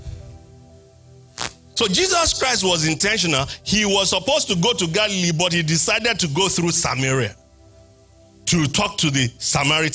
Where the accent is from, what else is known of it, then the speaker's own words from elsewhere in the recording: Nigeria; moved away; I'm from Nigeria